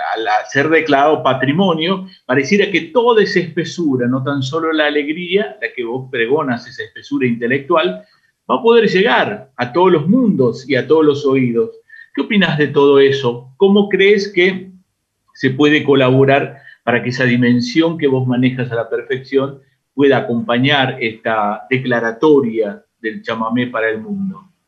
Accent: Simoca, Tucumán, Argentina; mi patria chica es Simoca

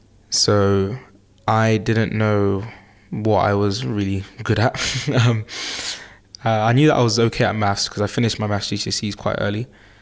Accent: Newham, London, United Kingdom; I'm from Newham in East London.

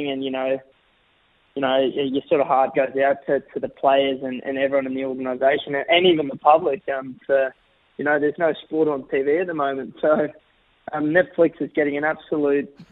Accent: Australia; I'm Australian through and through, and I, you know, I, I love playing for Australia

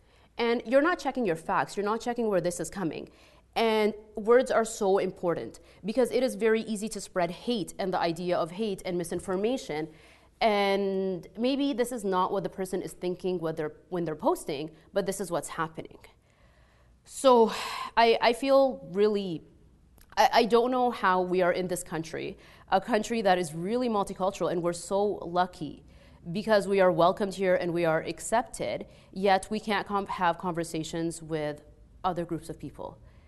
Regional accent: Egypt; accent: Egyptian; English is a second language; moved away; when I first moved here, people couldn't understand my accent, right? Like if you've ever heard like an Egyptian accent, it's very heavy.

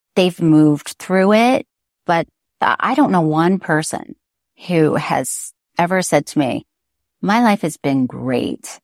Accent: Florida, United States; I'm from Florida

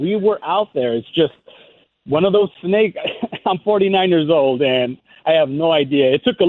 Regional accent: San Diego, California, United States; moved away as an adult; now in Lexington, United States; I'm from San Diego. I've been in Lexington, Kentucky for about 2.5 years.

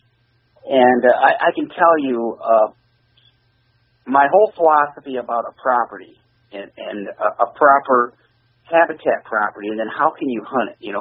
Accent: Michigan, United States; we're from Michigan

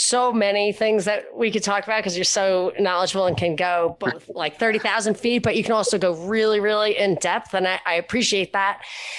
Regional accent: New York, United States; moved away; And I grew up in New York where not only did I not know any traditional conservatives, I didn't know any Republicans even. Then I moved to Texas

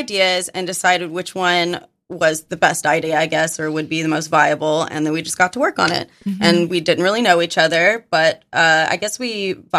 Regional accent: Arkansas, United States; moved away; It's because I'm from Arkansas.

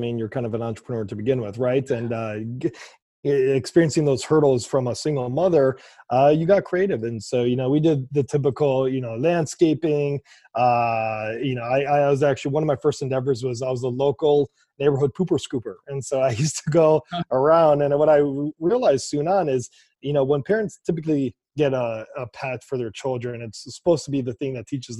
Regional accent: United States; I come from America, was born and raised

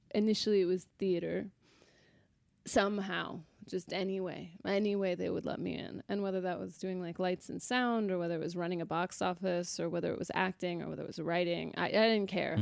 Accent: Sacramento, California, United States; I was born in Sacramento, California, raised in Sacramento, California

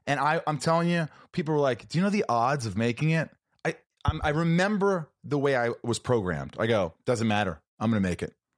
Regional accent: Southern Indiana, United States; moved away; I'm still that kid from Indiana

